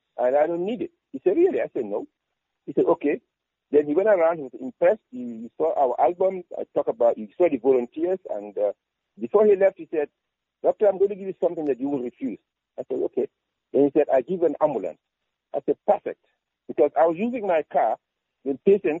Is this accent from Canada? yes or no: no; Bansang, Central River, Gambia; moved away; also born or lived in Spain; I was born in Bansang when my father was at Amity School as a principal